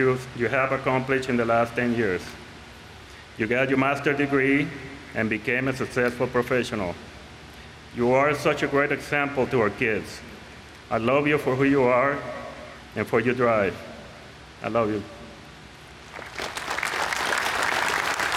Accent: Puerto Rico; moved away as an adult; also born or lived in Seattle; when I was growing up in Puerto Rico

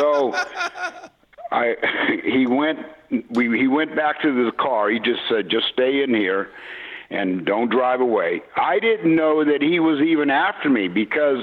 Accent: San Jose, California, United States; I grew up in San Jose, California

